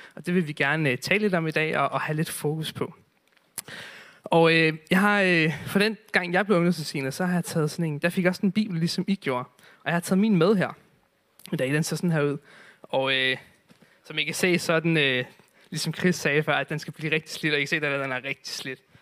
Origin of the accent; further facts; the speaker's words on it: Zealand, Denmark; nu er jeg selv fra Sjælland